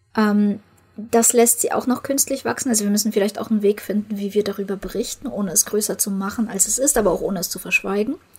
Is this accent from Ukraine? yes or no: yes; Ukraine; moved away; Ich komme ja aus der Ukraine